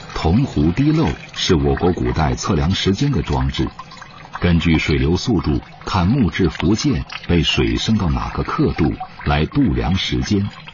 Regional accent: Guangzhou, Guangdong, China; 我们广州人

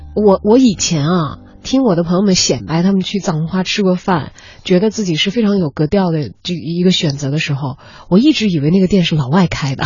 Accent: Chongqing, China; 我是来自于川渝一带的

